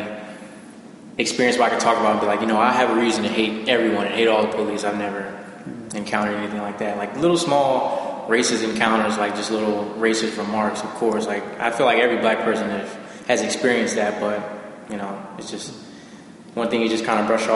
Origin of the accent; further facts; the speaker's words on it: Oxon Hill, Maryland, United States; also born or lived in Washington, D.C. / Charles County, Maryland; I was born in Washington, D.C., Southeast Washington, D.C., and I was raised in Prince George's County, so Oxon Hill, Maryland, Fort Washington area.